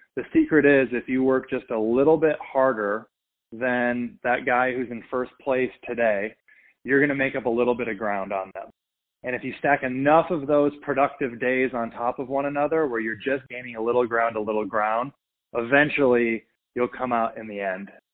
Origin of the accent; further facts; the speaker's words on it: Minnesota, United States; I grew up in Minnesota